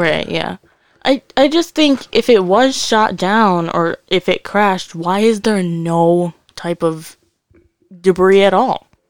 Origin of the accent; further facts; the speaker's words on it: Connecticut, United States; we're from Connecticut.